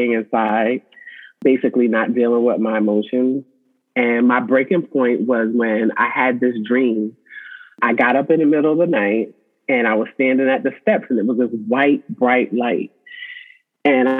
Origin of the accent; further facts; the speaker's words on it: Suffolk, Virginia, United States; I am from Suffolk, Virginia.